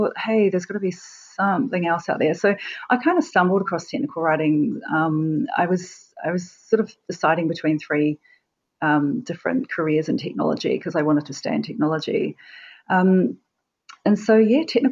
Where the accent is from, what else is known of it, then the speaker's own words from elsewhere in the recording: Wellington, New Zealand; now in Auckland, New Zealand; I ended up doing a contract in Wellington, which is my hometown